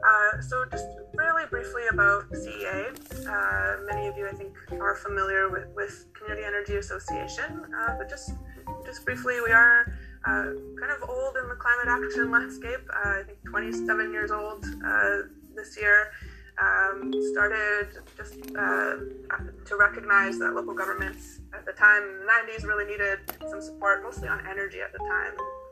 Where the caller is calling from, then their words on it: New Westminster, British Columbia, Canada; I'm joining you from New Westminster.